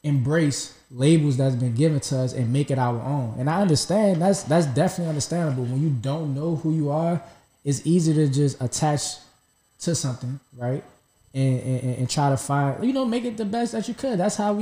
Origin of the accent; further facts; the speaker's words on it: Jamaica; where I'm from, I'm Jamaican